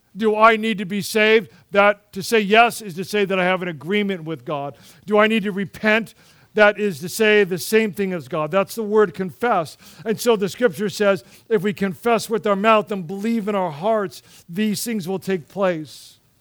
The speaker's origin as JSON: {"language": "English", "country": "United States", "said": "we approach life as Americans"}